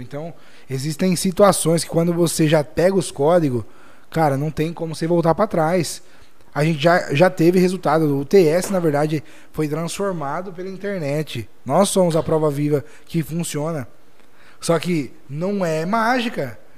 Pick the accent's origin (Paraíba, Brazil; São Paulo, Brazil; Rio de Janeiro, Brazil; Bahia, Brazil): São Paulo, Brazil; Jaú; nós somos de Jaú